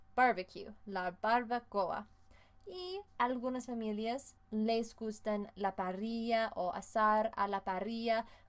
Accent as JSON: {"language": "Spanish", "region": "Colorado", "country": "United States", "tie": "born or raised there", "second_language": "Spanish", "said": "en Colorado, mi ciudad natal, tenía un desfile muy famoso"}